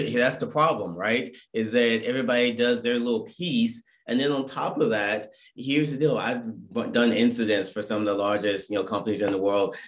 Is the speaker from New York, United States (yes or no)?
no; Irvine, California, United States; I'm from Irvine, California.